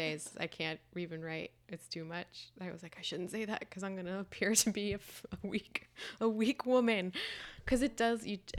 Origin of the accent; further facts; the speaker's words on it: Sewanee, Tennessee, United States; Tennessee. {S6} Okay. {S8} Yeah, a little college town called Suwanee.